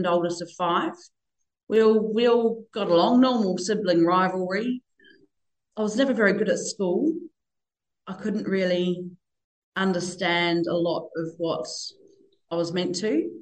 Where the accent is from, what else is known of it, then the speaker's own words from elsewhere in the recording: Northern Territory, Australia; also born or lived in New Zealand; now in Bunbury, Australia; So I moved over from New Zealand when I was five. We grew up in a tiny wee town in the Northern Territory in the red dirt